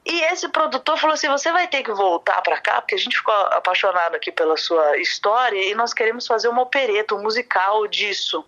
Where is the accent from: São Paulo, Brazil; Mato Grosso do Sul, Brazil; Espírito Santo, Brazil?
São Paulo, Brazil; also born or lived in Rio de Janeiro, Brazil; now in Vienna, Austria; eu sou paulista, filha de pernambucano